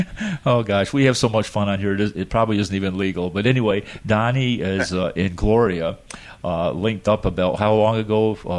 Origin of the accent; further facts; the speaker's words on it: Minerva, New York, United States; Well, I grew up right across the lake from you in the Adirondacks.